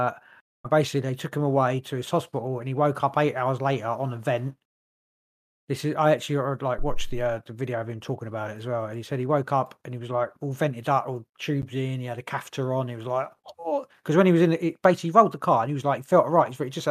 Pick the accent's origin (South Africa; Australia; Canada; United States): Canada; I can do an American one, whatever, and then I'm Canadian.